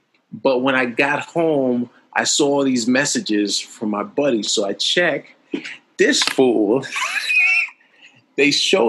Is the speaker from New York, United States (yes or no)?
yes; New York City, New York, United States; I was originally from the Bronx and moved back on June 25th, 1995.